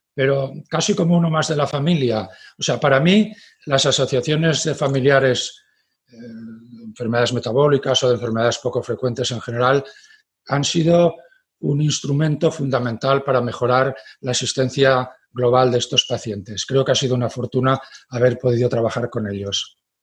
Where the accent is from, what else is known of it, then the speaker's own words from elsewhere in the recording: Graus, Aragon, Spain; la zona de Graus, donde, eh, que es mi pueblo de referencia